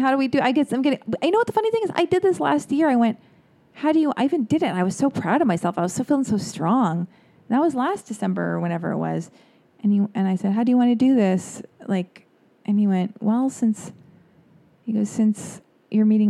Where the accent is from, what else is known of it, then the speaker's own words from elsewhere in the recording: United States; being American